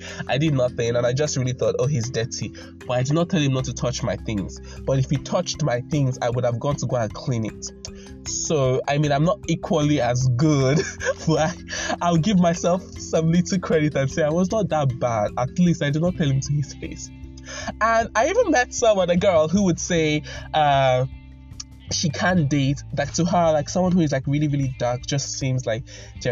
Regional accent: Nigeria; I'm from Nigeria.

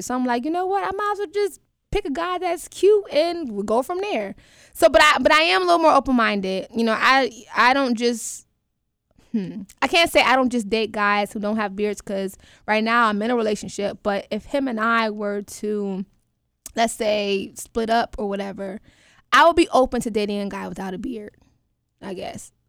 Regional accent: New York, United States; now in Atlanta, United States; I currently live in Atlanta, Georgia, but I'm from New York, up top

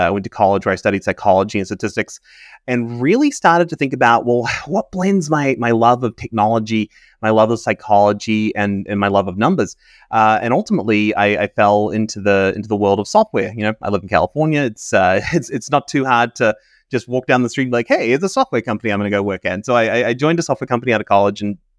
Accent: New Zealand; moved away; I have a bit of an accent. I'm from New Zealand originally. So I grew up in New Zealand, moved around. My father worked for New Zealand, so we moved around the world quite a bit.

